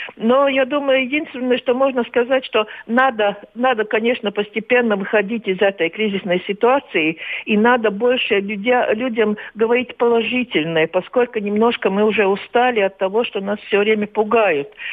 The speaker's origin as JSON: {"language": "Russian", "country": "Latvia"}